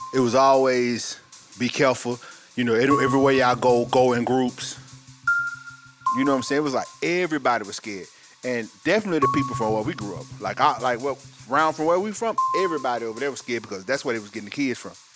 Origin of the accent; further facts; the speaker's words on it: Atlanta, Georgia, United States; I'm from Atlanta, Georgia, also. West Side, to be exact.